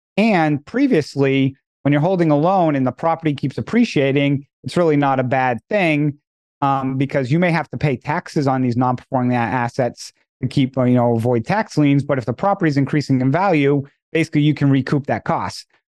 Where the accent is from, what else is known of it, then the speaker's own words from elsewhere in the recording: Northeast, United States; moved away; I'm originally from the Northeast